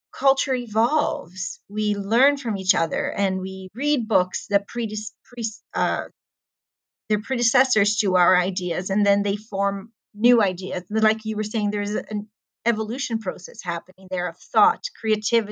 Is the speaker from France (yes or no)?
no; Brazil; I come from Brazil